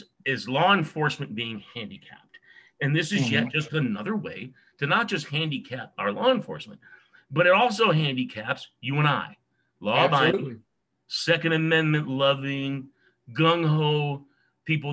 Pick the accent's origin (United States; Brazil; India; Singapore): United States; California; also born or lived in New York / Wisconsin; California is my home